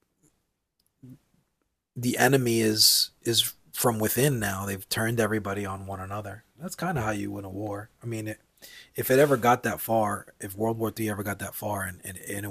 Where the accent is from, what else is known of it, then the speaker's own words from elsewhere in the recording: United States; I'm American